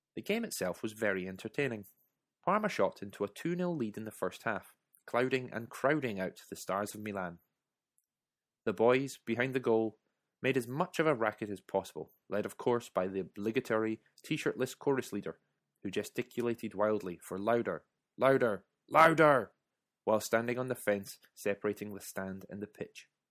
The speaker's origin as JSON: {"language": "English", "country": "United Kingdom", "said": "my being British"}